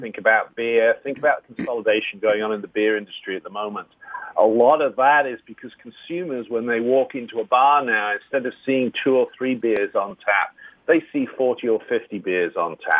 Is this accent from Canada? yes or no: no; England, United Kingdom; now in Ohio, United States; being an Englishman, we grew up with no cuisine